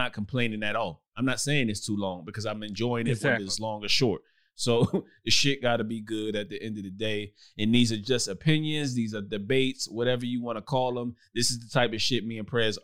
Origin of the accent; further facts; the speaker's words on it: Brooklyn, New York, United States; moved away as an adult; I lived in Brooklyn, New York coming up. I left at 18.